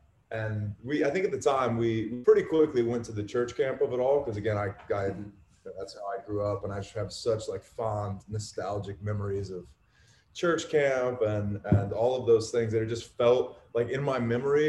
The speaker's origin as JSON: {"language": "English", "region": "South Carolina", "country": "United States", "tie": "born or raised there", "also_born_or_lived": "Mississippi / Florida", "said": "We grew up in South Carolina, then we moved to Mississippi, and then we moved to South Florida. So all the Bible Belt stuff checked a lot of those boxes."}